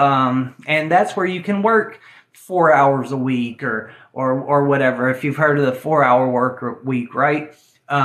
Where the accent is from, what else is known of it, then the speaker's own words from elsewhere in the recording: Tennessee, United States; I'm an old boy from Tennessee, okay? I'm from Tennessee